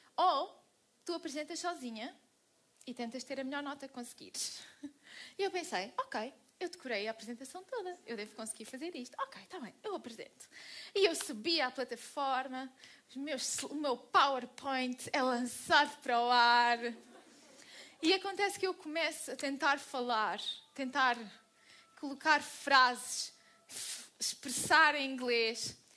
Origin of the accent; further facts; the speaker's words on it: Portugal; eu sou portuguesa